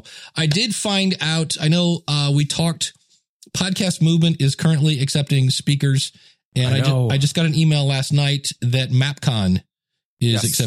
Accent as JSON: {"language": "English", "region": "Ohio", "country": "United States", "said": "I'm from Ohio, no Wawa."}